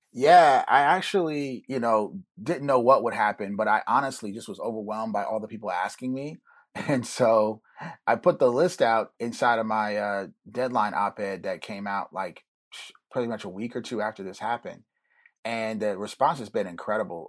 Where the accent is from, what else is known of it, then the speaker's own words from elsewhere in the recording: Germany; now in United States; I grew up in Germany